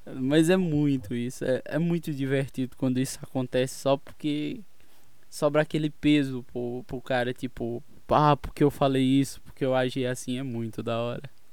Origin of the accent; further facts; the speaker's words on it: Pernambuco, Brazil; eu sou de Pernambuco